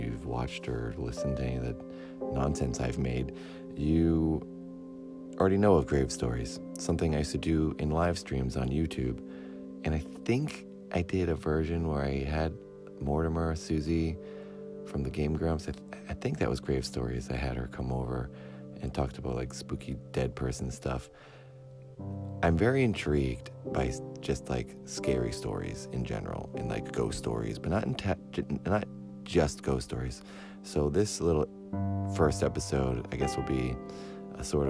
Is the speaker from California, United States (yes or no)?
no; Cape Cod, Massachusetts, United States; moved away; Since I'm from Massachusetts, and in particular Cape Cod, which is if you look at Massachusetts, it's the flexing arm part of the state. That is Cape Cod, and that's where I grew up